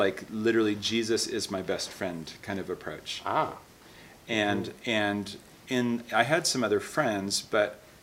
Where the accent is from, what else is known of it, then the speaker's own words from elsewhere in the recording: Seattle, Washington, United States; I grew up in Seattle, Washington area.